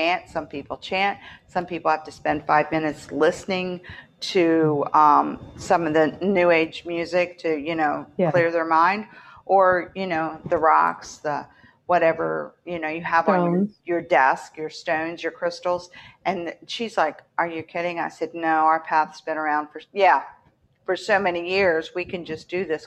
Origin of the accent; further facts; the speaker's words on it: West Virginia, United States; also born or lived in Baltimore, Maryland; now in Florida, United States; I'm from West Virginia